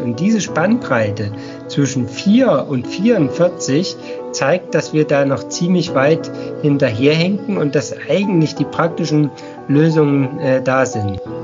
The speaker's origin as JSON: {"language": "German", "town": "Pfiffelbach", "region": "Thuringia", "country": "Germany", "tie": "born or raised there", "lives_now": "Ettersburg, Germany", "said": "aufgewachsen bin ich in Pfiffelbach"}